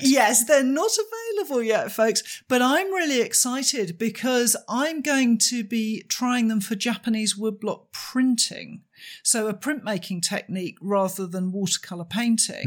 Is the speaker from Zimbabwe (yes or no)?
no; United Kingdom; as a British person